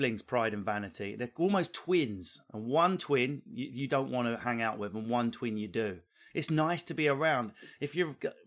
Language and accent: English; Essex, East of England, United Kingdom; I'm from Essex